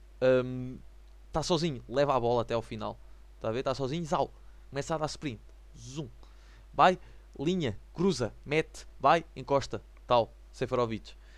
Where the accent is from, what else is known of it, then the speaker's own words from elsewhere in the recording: the North, the north of Portugal, Portugal; sou do Norte